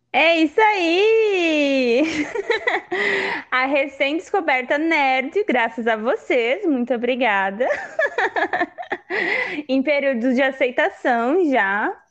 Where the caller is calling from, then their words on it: Florianópolis, Santa Catarina, Brazil; eu falo de Florianópolis